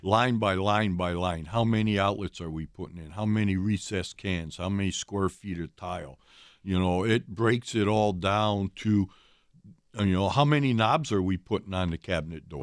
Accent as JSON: {"language": "English", "region": "Ohio", "country": "United States", "tie": "born or raised there", "moved": "yes", "lives_now": "Wisconsin, United States", "said": "I grew up in Ohio"}